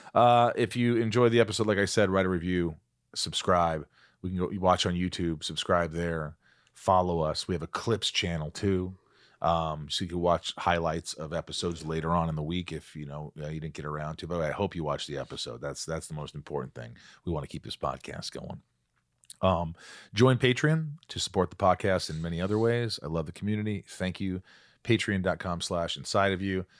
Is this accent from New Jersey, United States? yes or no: no; southern Indiana, United States; born or raised there; moved away; also born or lived in New York